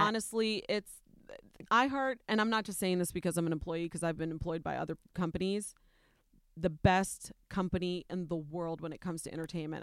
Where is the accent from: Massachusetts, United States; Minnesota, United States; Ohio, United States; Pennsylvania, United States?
Ohio, United States; I'm Nicaraguan, but I was born and raised in Ohio, in a predominantly white community